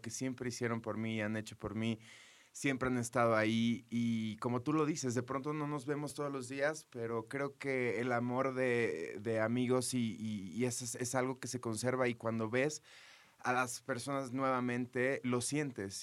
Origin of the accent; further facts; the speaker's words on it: McAllen, Texas, United States; en Texas, eh, de donde yo soy, en McAllen